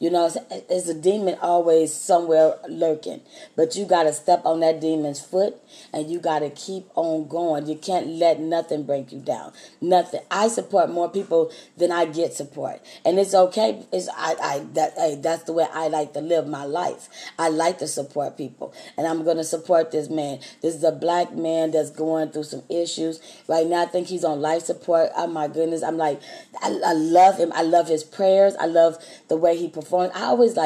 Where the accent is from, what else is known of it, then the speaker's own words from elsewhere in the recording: Texas, United States; I'm from Texas